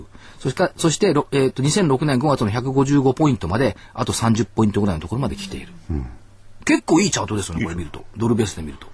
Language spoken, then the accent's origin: Japanese; Minato, Tokyo, Japan; 私一応小学校港区なんですけど